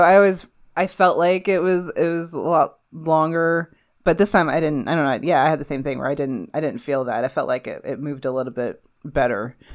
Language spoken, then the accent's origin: English; Midwest, United States; I'm from the Midwest, so there's, like, nothing here.